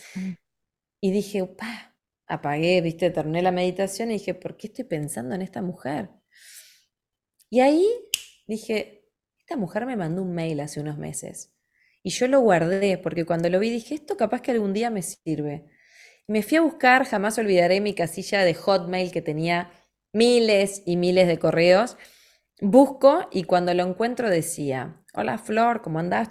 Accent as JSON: {"language": "Spanish", "region": "Montevideo", "country": "Uruguay", "tie": "born or raised there", "said": "nací en Montevideo"}